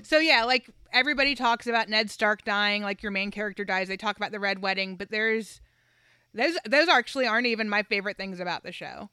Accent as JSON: {"language": "English", "region": "the South", "country": "United States", "said": "I'm from the South"}